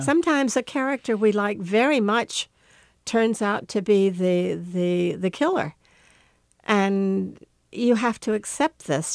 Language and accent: English; the South, United States; we grew up in the South